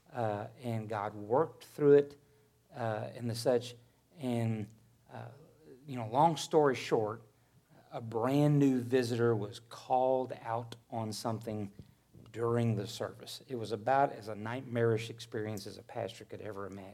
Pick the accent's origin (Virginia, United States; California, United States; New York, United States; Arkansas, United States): Arkansas, United States; now in Missouri, United States; When I was raised in Arkansas, I thought that I would never leave it